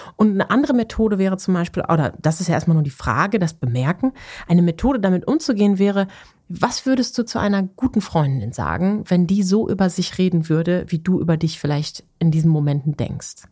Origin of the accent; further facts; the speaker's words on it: Ruhr area, North Rhine-Westphalia, Germany; Ich komme ja aus dem Ruhrgebiet gebürtig